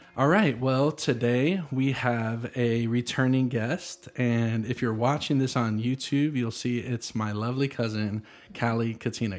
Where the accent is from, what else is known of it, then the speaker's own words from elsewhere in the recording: Nashville, Tennessee, United States; also born or lived in Franklin, Tennessee; I was born in Nashville, thirty minutes from here